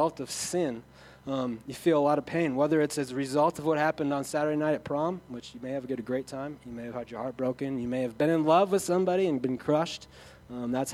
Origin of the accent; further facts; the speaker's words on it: Sioux Falls, South Dakota, United States; I come from Sioux Falls where people, the Holy Spirit is either mystical or it's nothing.